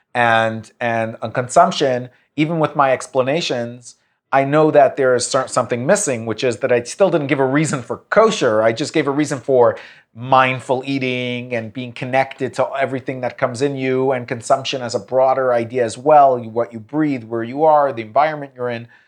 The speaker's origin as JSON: {"language": "English", "country": "United States", "said": "an American Jew, I, I, or Jewish American"}